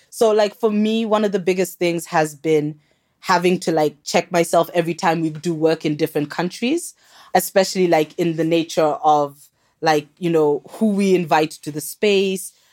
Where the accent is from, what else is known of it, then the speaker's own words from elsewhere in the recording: Kenya; moved away; also born or lived in South Africa; I'm actually Kenyan.